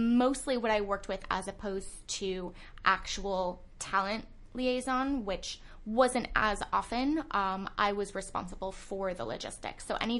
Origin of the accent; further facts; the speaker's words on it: Bay Area, California, United States; moved away as an adult; also born or lived in Los Angeles, United States; I am from California, actually. I was living in L.A. for the past couple of years, originally from the Bay Area.